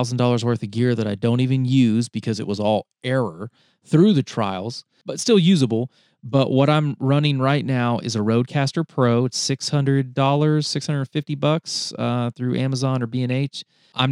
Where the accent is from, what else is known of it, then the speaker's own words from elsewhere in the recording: North Carolina, United States; I was in the 12-year-old range. And I'm from North Carolina. And when we moved out of our single wide trailer